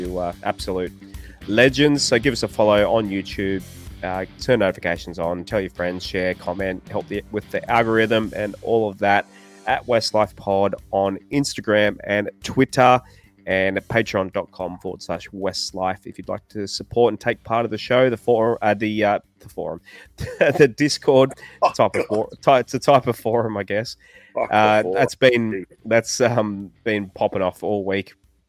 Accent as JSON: {"language": "English", "region": "New South Wales", "country": "Australia", "said": "I'm from New South Wales."}